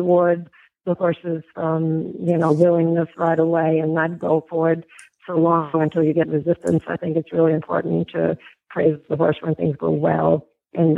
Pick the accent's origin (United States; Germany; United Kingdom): Germany; moved away; growing up in Germany